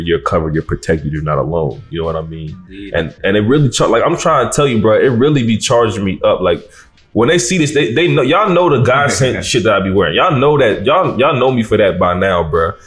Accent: Nigeria; being Nigerian

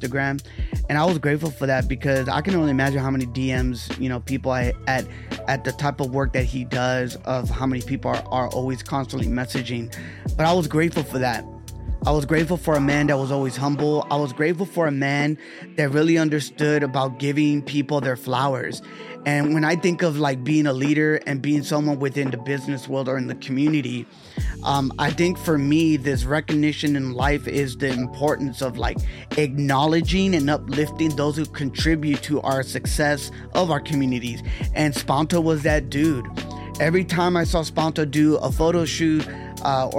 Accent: Hawthorne, California, United States; also born or lived in San Pedro, California / Long Beach, California; lived the majority of my life in Hawthorne

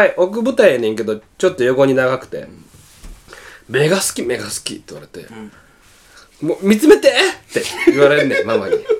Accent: Osaka, Japan; 大阪から来ましたみたいな

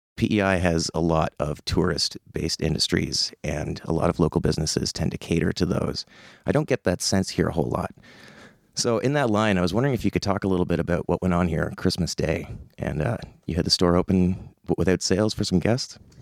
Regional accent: Summerside, Prince Edward Island, Canada; growing up in Summerside

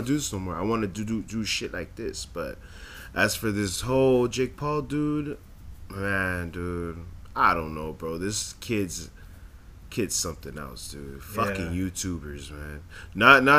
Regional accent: Southern California, United States; we're from Southern California. We're like in a bowl.

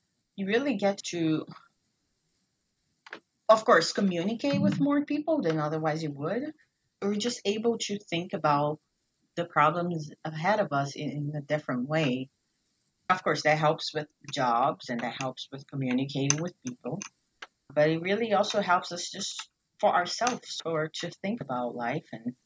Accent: Brazil; first language Portuguese; English is a second language; moved away as an adult; now in United States; in my native language, in Brazil

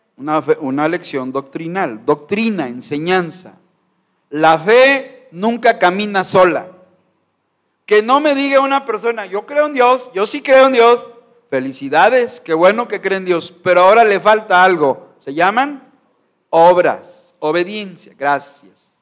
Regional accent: Mexico; como mexicano no puedo negar mi sangre, mi raza, mi pueblo

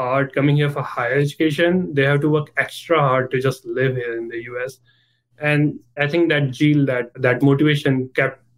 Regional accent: Lucknow, Uttar Pradesh, India; moved away as an adult; also born or lived in New York / Bay Area; I'm from India. Lucknow is the northern part of the India

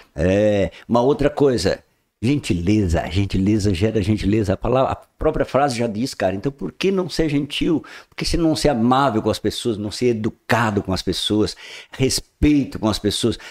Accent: Praia Grande, Santa Catarina, Brazil; now in Balneário Gaivota, Brazil; Eu venho de Praia Grande, que é um município hoje que se tornou é, um geoparque mundial

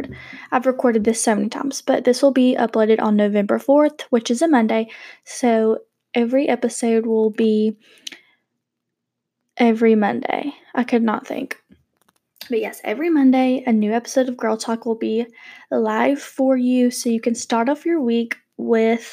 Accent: Georgia, United States; We live in Georgia. I'm actually from Georgia, so we love the Peach State.

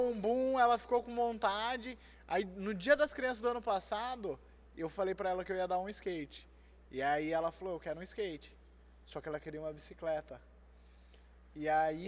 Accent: Itatiba, São Paulo, Brazil; Eu sou de Itatiba, é pequeno

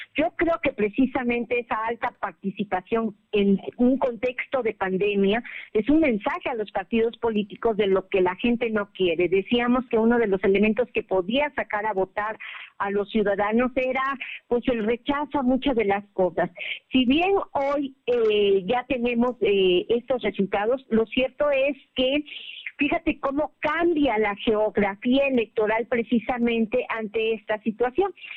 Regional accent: Mexico; somos mexicanos

